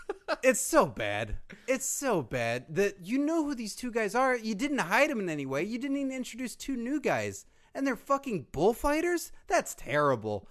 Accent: United States; I am a real American

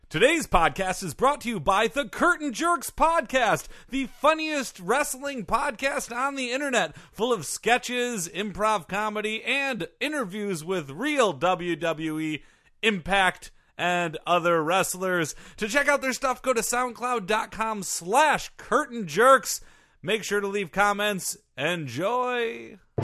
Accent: Michigan, United States; I'm from Michigan

